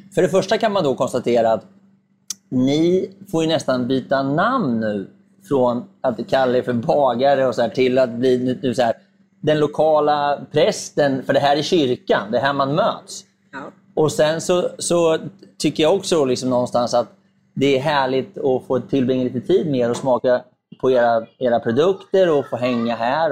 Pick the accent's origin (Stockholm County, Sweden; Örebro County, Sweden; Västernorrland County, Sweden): Örebro County, Sweden; Närke; Närke, ja. där jag kommer ifrån